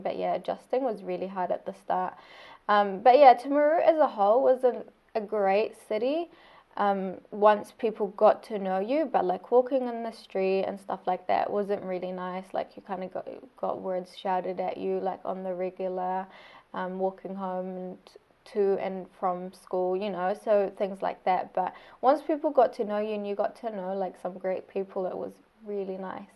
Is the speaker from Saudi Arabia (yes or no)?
yes; Saudi Arabia; first language Arabic; English is a second language; now in Christchurch, New Zealand; my home country of Saudi Arabia